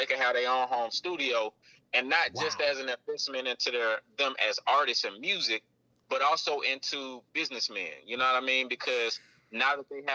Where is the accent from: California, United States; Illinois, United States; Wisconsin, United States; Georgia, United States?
Georgia, United States; Atlanta; So I'm from Atlanta, my Southwest DZ